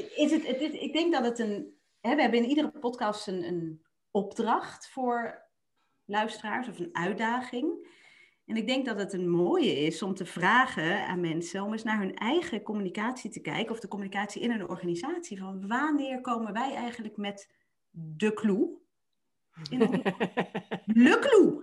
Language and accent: Dutch; Limburg, Netherlands; ik ben een Limburgse